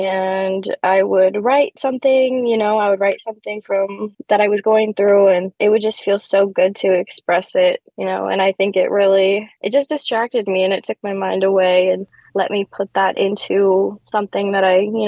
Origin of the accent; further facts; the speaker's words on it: Wisconsin, United States; I remember every time that I was in a studio in both my hometown, Wisconsin, and Chicago